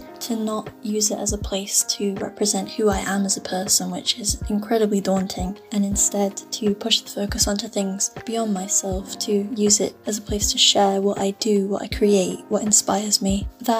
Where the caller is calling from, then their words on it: United Kingdom; I'm calling from the UK